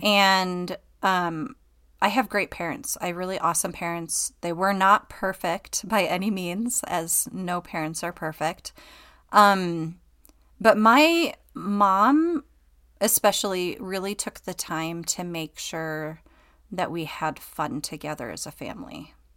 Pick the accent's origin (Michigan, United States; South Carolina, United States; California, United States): Michigan, United States; Okemos; moved away as an adult; also born or lived in Traverse City, Michigan / Georgia; now in Utah, United States; I grew up, um, near Lansing, Michigan, and Okemos